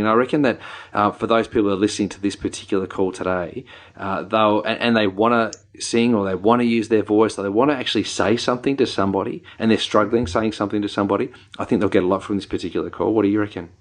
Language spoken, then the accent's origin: English; New Zealand; accent: Kiwi; my Kiwi accent